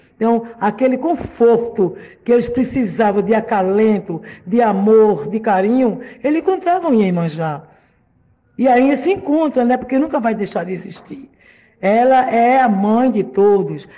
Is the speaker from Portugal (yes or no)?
no; Brazil; não só no nosso país